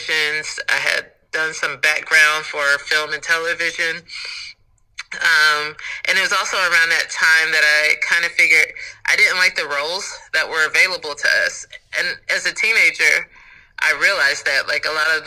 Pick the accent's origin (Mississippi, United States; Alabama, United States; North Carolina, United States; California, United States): North Carolina, United States; So Chapel Hill, growing up in North Carolina, like, you know, you can go to, if you're on the college track, you could go to Chapel Hill or you can go to Duke